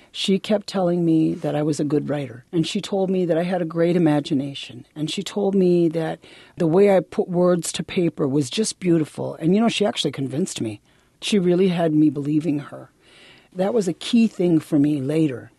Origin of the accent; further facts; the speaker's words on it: Milwaukee, Wisconsin, United States; also born or lived in Bad River, Wisconsin / Michigan; I was born there, but I was raised in Milwaukee primarily, and then back and forth between Milwaukee and a little bitty village in Michigan.